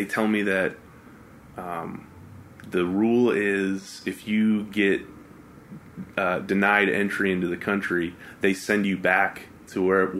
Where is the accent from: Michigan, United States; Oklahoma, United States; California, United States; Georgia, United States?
California, United States; Oakland; where are you from? And I was like, Oakland.